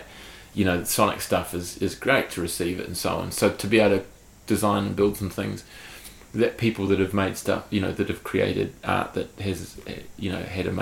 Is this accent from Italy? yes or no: no; Hawke's Bay, New Zealand; I'm from Hawke's Bay, and so are they. We all grew up together